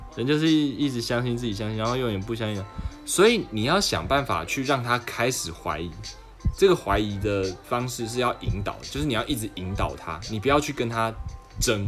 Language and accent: Chinese; Taiwan; 我是台湾人